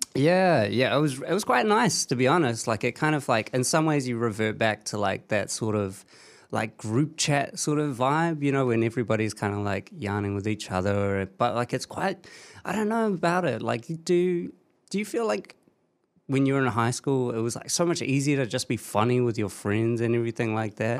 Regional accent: the Hutt, Wellington, New Zealand; yeah, that's my hometown.

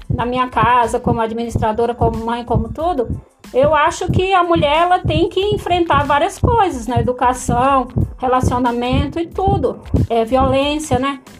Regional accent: Pedro II, Piauí, Brazil; Eu sou de Pedro II, Piauí.

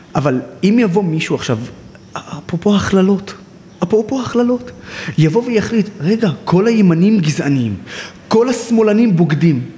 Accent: Nazareth, Northern District, Israel; also born or lived in Haifa; אני נולדתי בעיר חיפה, שזו העיר המעורבת הכי גדולה בארץ, וגדלתי בעיר נצרת, שזו העיר הערבית הכי גדולה בארץ

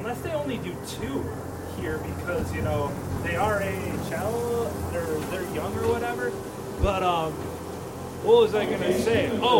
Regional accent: Milwaukee, Wisconsin, United States; I'm from the Milwaukee area

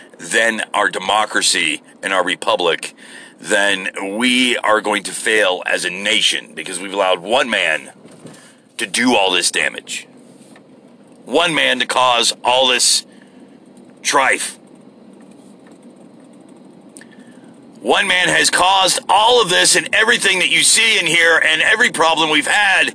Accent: United States

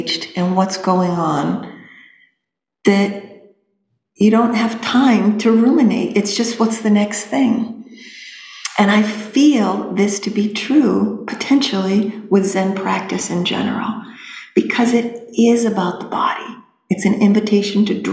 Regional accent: New Hampshire, United States; I was being from New Hampshire

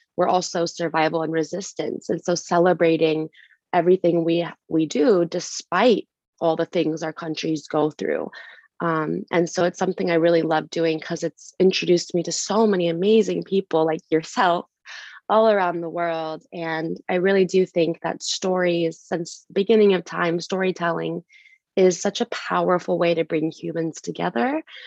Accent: United States; I was taught at a very young age growing up in the US that just because I was born in America doesn't mean I'm American. It means I'm Kurdish

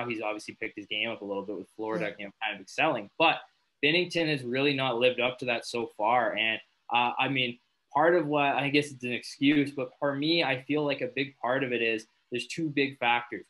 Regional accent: Owen Sound, Ontario, Canada; my hometown, Owen Sound

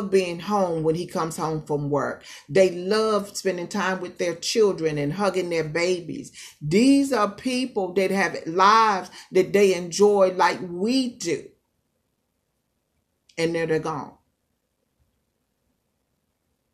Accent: East Coast, United States; moved away; also born or lived in California; I born and raised on the East Coast, so being out here on the West Coast

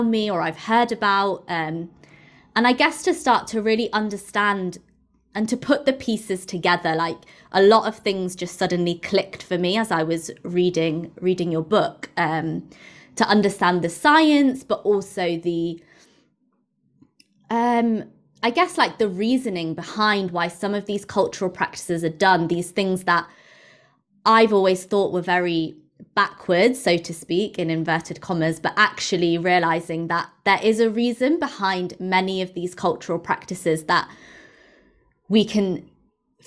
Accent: England, United Kingdom; having obviously grown up in England, but as an Indian person, and my mum's from India

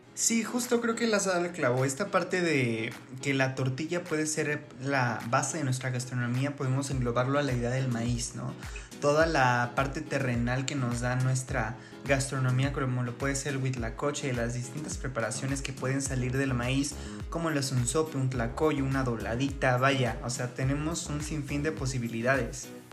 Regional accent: Mexico; nos compete como mexicanos

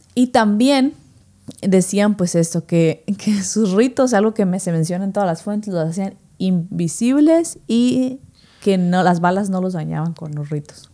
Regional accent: Mexico; somos mexicanos

